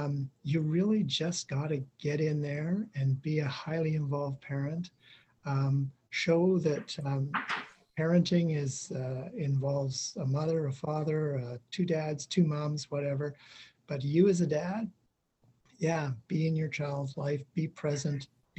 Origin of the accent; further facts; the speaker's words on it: Iqaluit, Nunavut, Canada; also born or lived in Inuvik / Whitehorse; now in Edmonton, Canada; My parents, I grew up on Baffin Island lived in Iqaluit and then ended up in the Mackenzie Delta in Inuvik. I finished high school in Whitehorse in the Yukon.